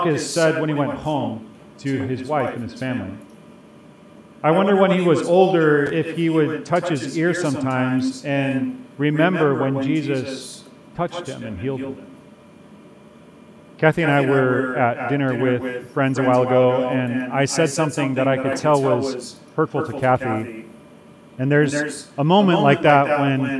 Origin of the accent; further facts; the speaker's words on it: Chicago, Illinois, United States; I grew up in Chicago, and I grew up in a neighborhood with a lot of Swedish families